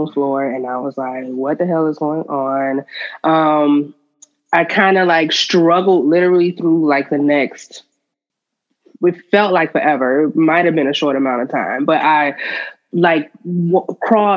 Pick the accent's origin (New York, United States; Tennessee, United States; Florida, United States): Florida, United States; Miami; now in Atlanta, United States; I am originally from Miami, Florida, and I am currently in Atlanta.